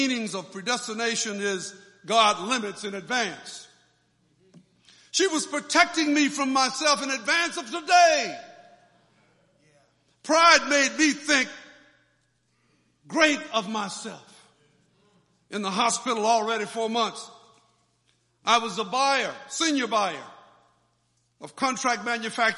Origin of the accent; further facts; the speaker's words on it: Florida, United States; moved away; also born or lived in Delaware; the church where I grew up in Florida